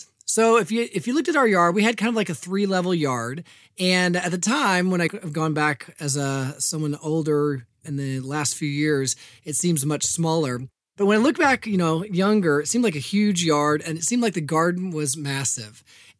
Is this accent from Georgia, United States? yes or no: no; Evansville, Indiana, United States; I'm the oldest of four children, and I was born in Indianapolis. Grew up, though, on the most of my life, from the age of two on the west side of Evansville.